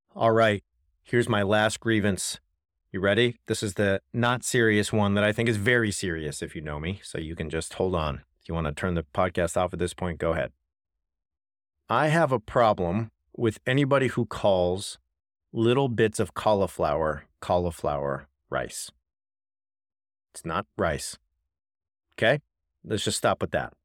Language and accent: English; California, United States; I'm from California